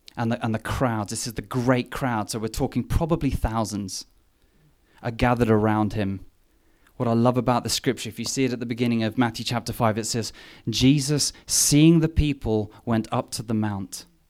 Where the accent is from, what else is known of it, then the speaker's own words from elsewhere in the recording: England, United Kingdom; moved away; me being English